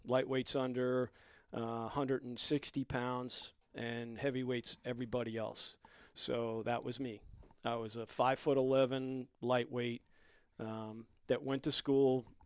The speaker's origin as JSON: {"language": "English", "area": "Long Island", "region": "New York", "country": "United States", "tie": "born or raised there", "also_born_or_lived": "Bronx, New York", "said": "I was born and raised in the Bronx and grew up on Long Island"}